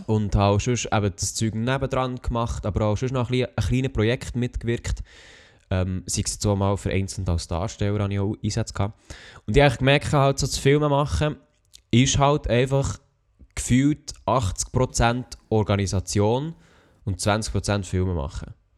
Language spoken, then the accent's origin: German; Switzerland; als Schweizer